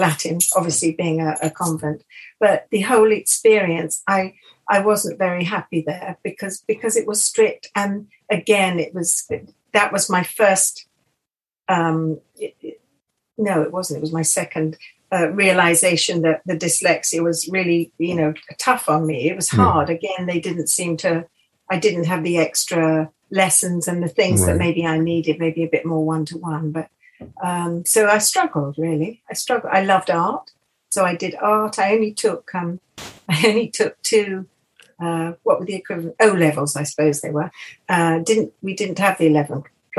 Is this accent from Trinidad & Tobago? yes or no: no; Rottingdean, South East England, United Kingdom; also born or lived in Windsor / Iver, Buckinghamshire / Richmond; I grew up just on Dean Court Road